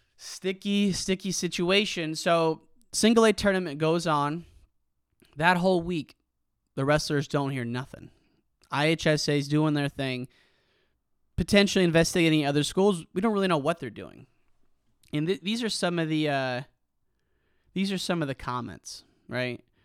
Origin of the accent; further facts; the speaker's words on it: Geneseo, Illinois, United States; Geneseo, my hometown, Geneseo By State